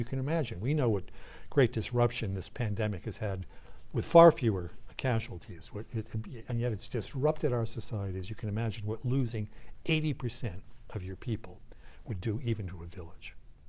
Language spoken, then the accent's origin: English; New England, United States; I grew up in New England